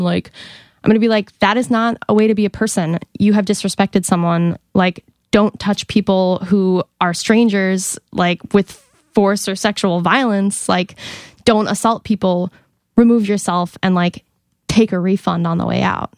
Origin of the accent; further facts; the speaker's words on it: Monument, Colorado, United States; I'm from Colorado.